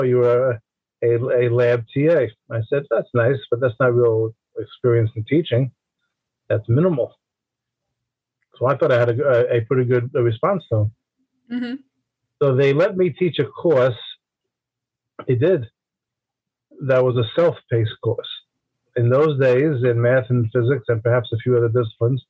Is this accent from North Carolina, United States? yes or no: no; New York City, New York, United States; I grew up in Brooklyn, New York, which of course is part of New York City